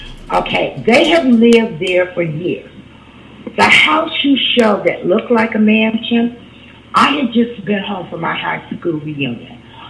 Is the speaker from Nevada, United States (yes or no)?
no; Los Angeles, California, United States; I was born and raised in Los Angeles, California. I'm second generation.